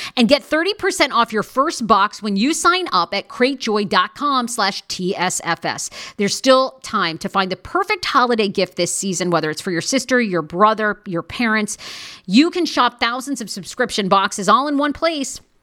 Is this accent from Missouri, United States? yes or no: no; Maine, United States; moved away; I grew up in Maine with a bunch of rednecks that look like this.